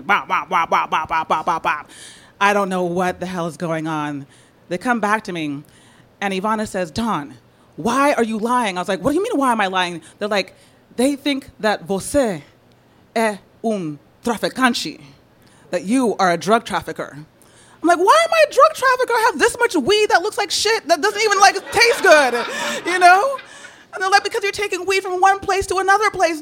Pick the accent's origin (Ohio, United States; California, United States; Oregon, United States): California, United States; San Francisco; I'm from San Francisco.